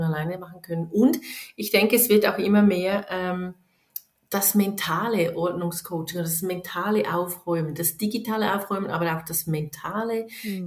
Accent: Switzerland; bei uns in der Schweiz

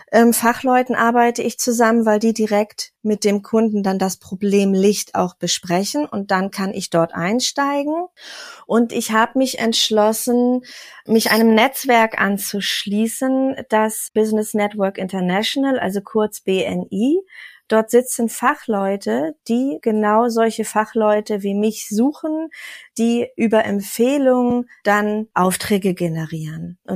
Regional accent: Kiel, Schleswig-Holstein, Germany; moved away; also born or lived in Berlin; Und ich bin ganz hoch vom Norden aus Kiel dann hier nach Sachsen gezogen.

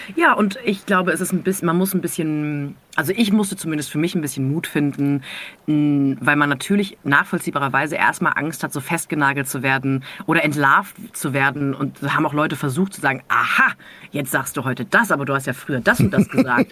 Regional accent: near Freiburg, Baden-Württemberg, Germany; born or raised there

